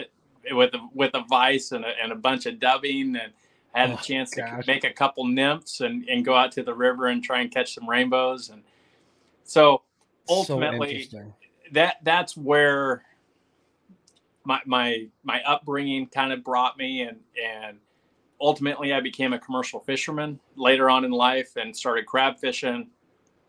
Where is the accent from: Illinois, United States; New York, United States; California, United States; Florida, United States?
California, United States; Gasquet; born or raised there; also born or lived in Las Vegas, Nevada; now in Southern Oregon, United States